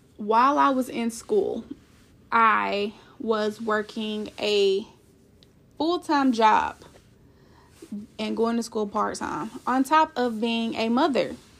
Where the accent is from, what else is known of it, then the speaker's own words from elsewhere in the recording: Kansas City, Missouri, United States; I'm from Kansas City, Missouri